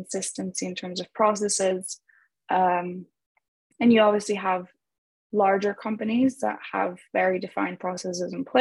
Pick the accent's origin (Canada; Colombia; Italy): Italy; moved away as an adult; also born or lived in Germany / Madrid, Spain; now in Los Angeles, United States; I grew up in Italy my whole life